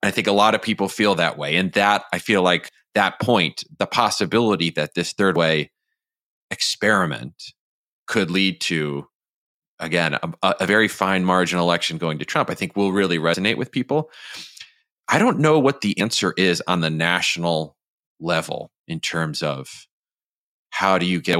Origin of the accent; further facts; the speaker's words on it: Michigan, United States; Michigan, my home state